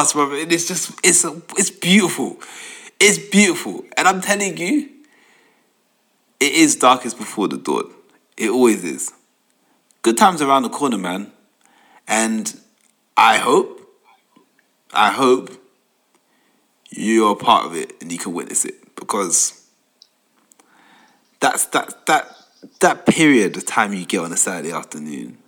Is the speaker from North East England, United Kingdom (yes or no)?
no; London, United Kingdom; I grew up in Tottenham. I was across the road from the stadium.